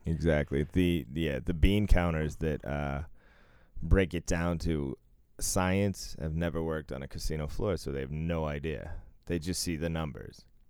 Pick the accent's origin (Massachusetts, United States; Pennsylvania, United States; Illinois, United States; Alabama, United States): Massachusetts, United States; I was raised in Mass